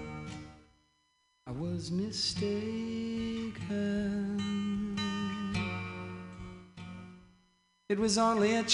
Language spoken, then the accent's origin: English; Louisiana, United States; moved away; I was raised in Louisiana